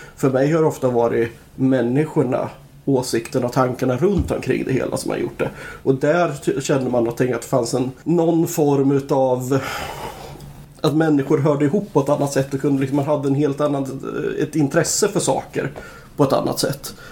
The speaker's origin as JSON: {"language": "Swedish", "town": "Nyköping", "region": "Södermanland", "country": "Sweden", "said": "jag är från Nyköping"}